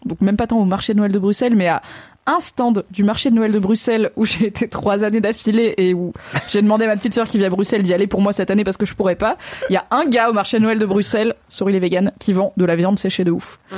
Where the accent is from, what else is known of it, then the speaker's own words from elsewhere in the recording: Haut-Rhin, Grand Est, France; moi je viens du Haut-Rhin, donc du 6-8